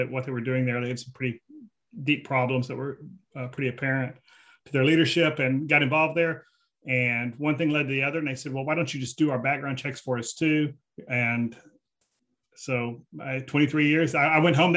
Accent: Fort Worth, Texas, United States; I grew up on the west side of Fort Worth

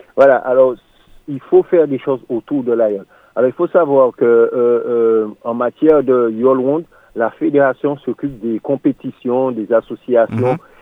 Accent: Martinique; nous sommes tous des Martiniquais, des Antillais

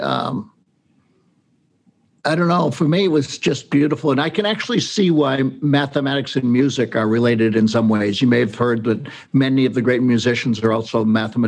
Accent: New Hampshire, United States; I grew up in New Hampshire in an Irish Catholic family.

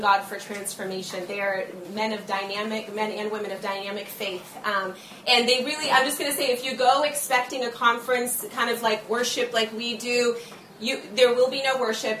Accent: United States; we as the church and as Americans

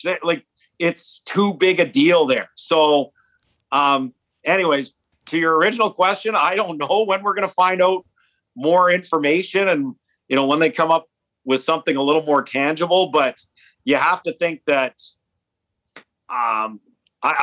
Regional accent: Edmonton, Alberta, Canada; I grew up in Edmonton

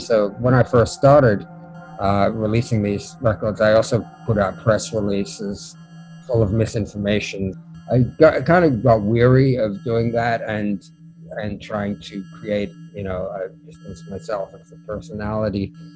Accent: Melbourne, Victoria, Australia; also born or lived in London; now in New York City, United States; I was born in Melbourne, Australia, and I moved to moved from there to London. Uh, lived there for five years, and I moved to New York City

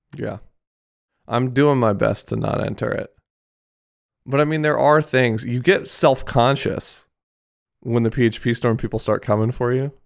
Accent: Japan; moved away; I grew up in Japan

